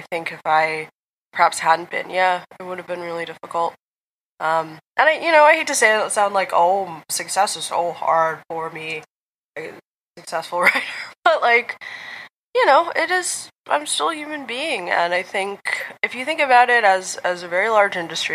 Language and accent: English; United States; I'm from America